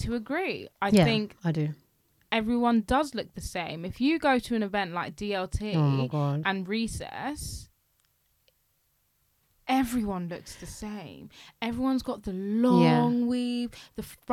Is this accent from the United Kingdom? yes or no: yes; London, United Kingdom; I'm a Londoner